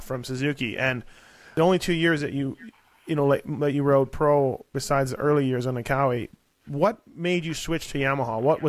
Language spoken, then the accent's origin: English; Winnipeg, Manitoba, Canada; I grew up in Winnipeg